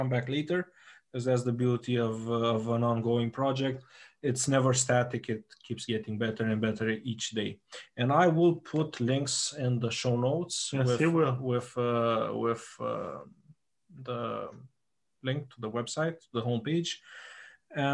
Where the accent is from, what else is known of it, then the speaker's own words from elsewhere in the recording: Romania; we're from Romania